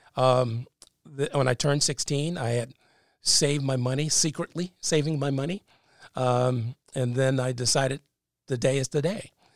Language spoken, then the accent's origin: English; Enfield, North Carolina, United States; also born or lived in New York / New Jersey; now in Raleigh, United States; I was born and raised in Halifax County in Field, North Carolina.